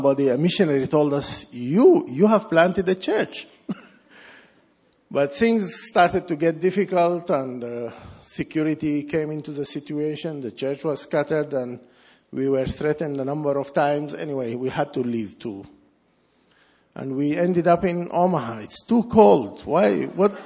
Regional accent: Sudan; moved away; I was born in Sudan

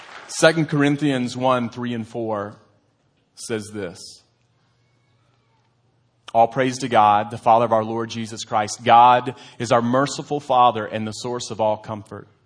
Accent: United States; as an American

